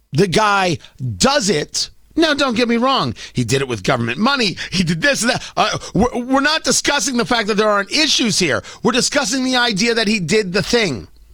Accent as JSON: {"language": "English", "region": "New Jersey", "country": "United States", "tie": "born or raised there", "said": "growing up in Jersey"}